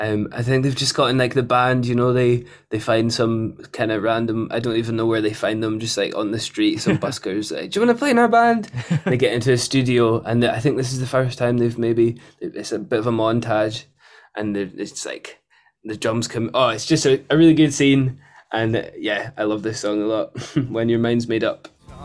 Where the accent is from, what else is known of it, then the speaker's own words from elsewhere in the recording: Edinburgh, Scotland, United Kingdom; also born or lived in Plockton; I moved from Edinburgh, having not spent that much time out of a city, to a town of 300